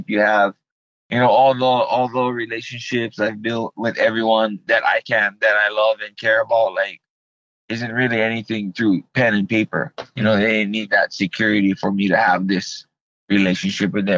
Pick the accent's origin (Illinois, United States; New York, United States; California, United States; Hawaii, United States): Hawaii, United States; when I was raised in Hawaii